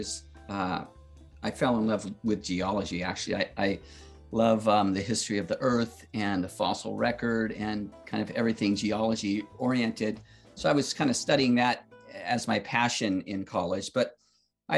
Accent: the West, United States; also born or lived in Vermont; now in Southern Oregon, United States; I was from the West and wanted to raise our kids out here.

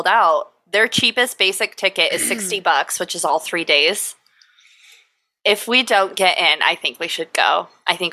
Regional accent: Layton, Utah, United States; it's local. It's in my hometown.

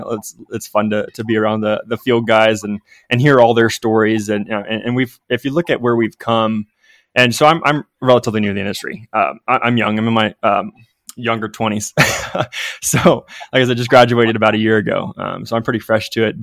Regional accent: Ohio River Valley, United States; So I grew up in the Ohio River Valley, so southeastern Ohio

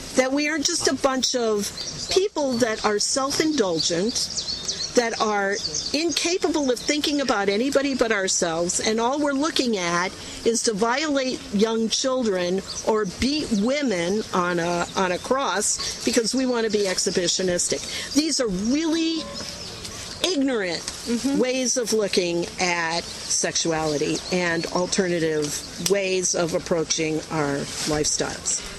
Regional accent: Chicago, Illinois, United States; I come from Chicago and I live spitting distance from Northwestern University

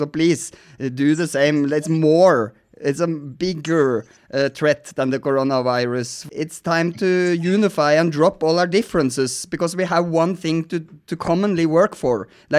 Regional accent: Norway; because I'm from Norway, so I know the polars are melting.

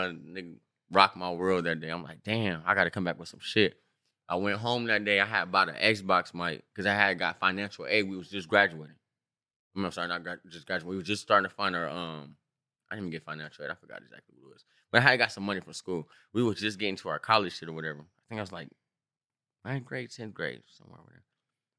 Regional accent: Long Beach, California, United States; And I'm from Long Beach.

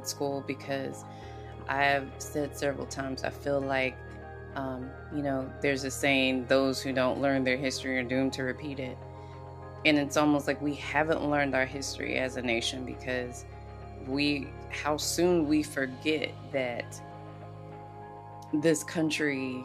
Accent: the South, United States; moved away; growing up in the South

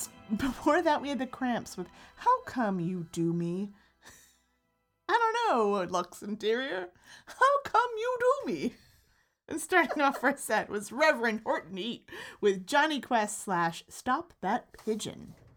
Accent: New Jersey, United States; I'm from the Taylor ham half of Jersey

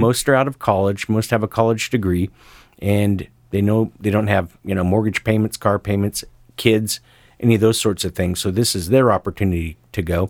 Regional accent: Sisters, Oregon, United States; my hometown of Sisters, Oregon

